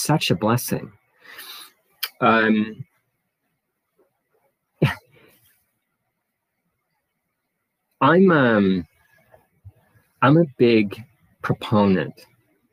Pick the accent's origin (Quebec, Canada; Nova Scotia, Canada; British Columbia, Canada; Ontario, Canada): Nova Scotia, Canada; now in Ottawa, Canada; I was born and raised in Nova Scotia, Canada, a coastal province, and now living in Ottawa, and I have been for more than 25 years now.